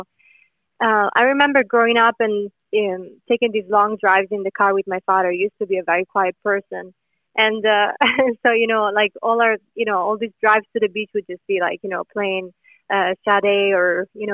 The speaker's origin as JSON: {"language": "English", "country": "Italy", "second_language": "English", "moved": "yes", "said": "we have a lot of great songwriters back in Italy"}